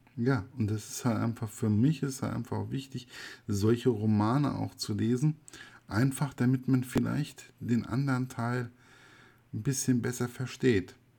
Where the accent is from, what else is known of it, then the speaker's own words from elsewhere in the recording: West Germany, Germany; für mich als Wessi